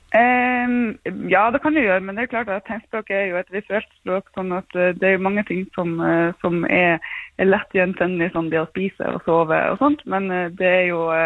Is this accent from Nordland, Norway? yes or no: yes; Bodø, Nordland, Norway; jeg kommer fra Bodø